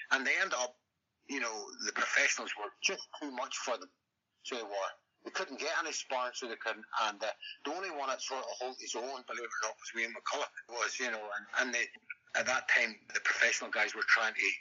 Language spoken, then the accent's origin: English; Ballymena, Northern Ireland, United Kingdom; also born or lived in Romford, England; I stay in Ballymena, yeah. my hometown